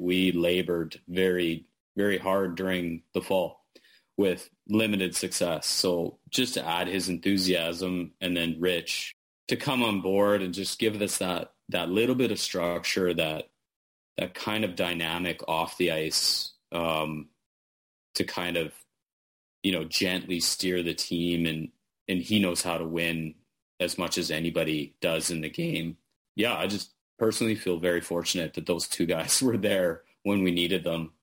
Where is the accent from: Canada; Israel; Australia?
Canada; Manitoba; when I was a kid growing up in Manitoba